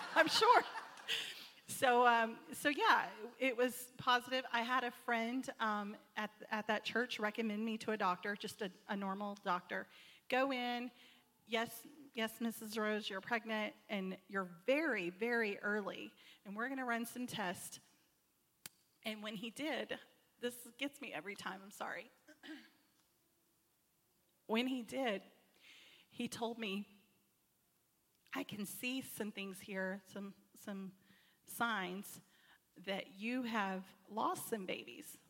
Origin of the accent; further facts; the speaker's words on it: Texas, United States; I'm not from Arkansas. Um, I'm, I'm from Texas